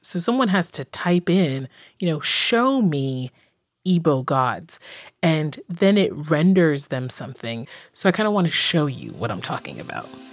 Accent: Accra, Greater Accra, Ghana; moved away; I'm originally from Ghana, West Africa, in the capital city, Accra, and I spent a lot of my childhood being very, quote unquote, Ghanaian.

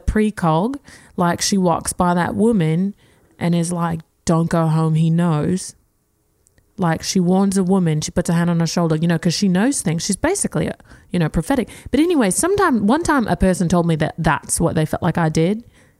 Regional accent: Melbourne, Victoria, Australia; I'm from Australia, specifically Melbourne.

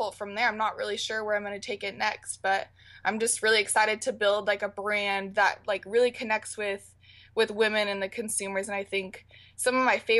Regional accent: Portland, Oregon, United States; also born or lived in San Diego, California; I'm from Portland, Oregon.

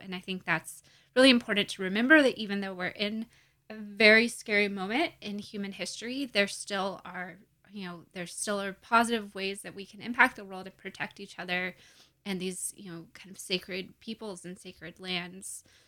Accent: Gulf Coast, United States; also born or lived in Appalachian Mountains; I grew up on the Gulf Coast and also in the Appalachian Mountains

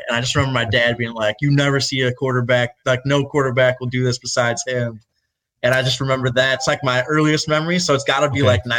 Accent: Rochester, New York, United States; Yeah, so I'm from Rochester, so like an hour from Buffalo

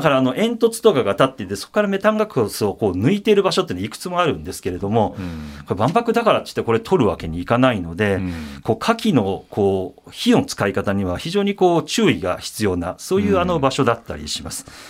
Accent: Osaka, Japan; 僕大阪出身なんですけれども

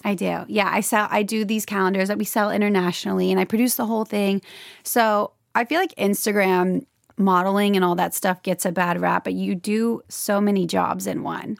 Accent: Louisiana, United States; moved away as an adult; now in Los Angeles, United States; I'm from Louisiana, and, um, I moved to L A at twenty-three after I graduated from L S U

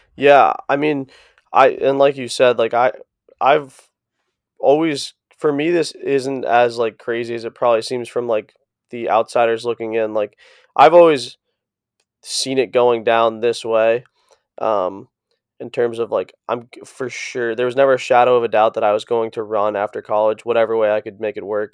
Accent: East Coast, United States; moved away; also born or lived in Boulder; I'm from the East Coast

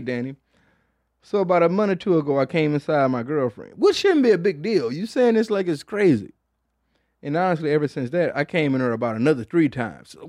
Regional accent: Detroit, Michigan, United States; I'm from Detroit

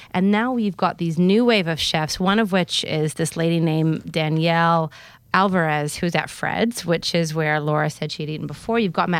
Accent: New Zealand; moved away; I was raised in New Zealand.

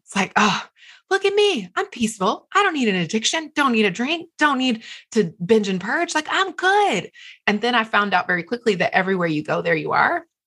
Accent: the South, United States; moved away; also born or lived in Los Angeles / Manhattan; I'm from the South

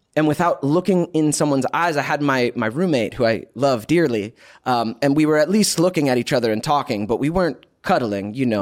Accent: Georgia, United States; now in California, United States; We, we grew up in Georgia together

